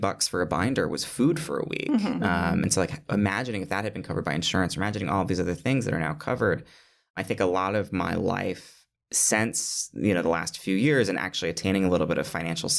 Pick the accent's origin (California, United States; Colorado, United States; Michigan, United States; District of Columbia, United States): Michigan, United States; moved away as an adult; now in New York City, United States